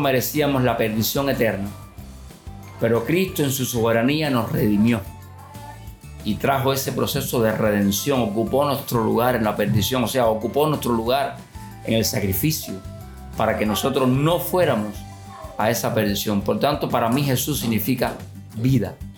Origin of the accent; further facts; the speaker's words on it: Santa Clara, Villa Clara, Cuba; now in Cienfuegos, Cuba; yo soy natural de Santa Clara, es otra localidad aquí en el centro de Cuba, en la parte norte